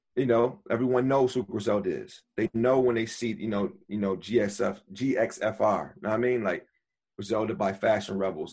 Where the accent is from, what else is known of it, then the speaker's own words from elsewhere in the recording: Buffalo, New York, United States; now in New York City, United States; I'm from Buffalo originally